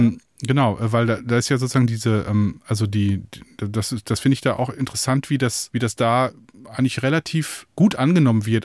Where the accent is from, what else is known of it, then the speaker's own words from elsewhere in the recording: Münsterland, North Rhine-Westphalia, Germany; first language German; da wurde man so reingeworfen in der erzkatholischen Enklave des Münsterlands